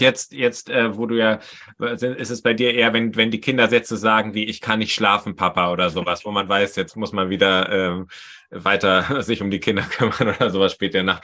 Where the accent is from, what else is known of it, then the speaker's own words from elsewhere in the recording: Potsdam, Brandenburg, Germany; moved away as an adult; now in Bremen, Germany; ich bin eigentlich auch hier Potsdamer, wohne aber zurzeit in Bremen